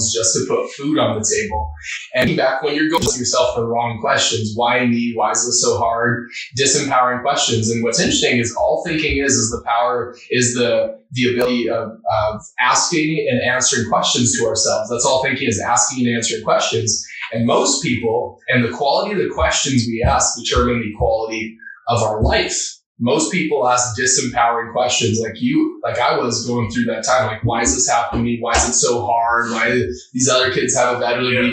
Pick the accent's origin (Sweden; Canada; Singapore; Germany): Canada; Alberta; I grew up in a small town about 2.5 hours north of Edmonton called Lachowich